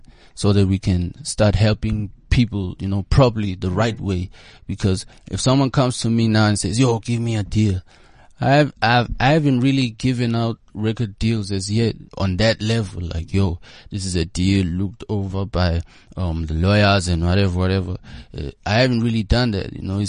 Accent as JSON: {"language": "English", "town": "Johannesburg", "region": "Gauteng", "country": "South Africa", "tie": "born or raised there", "said": "I grew up around Yeovil, Berea, and during those times, Yeovil, Joburg Central was like the cool place to be."}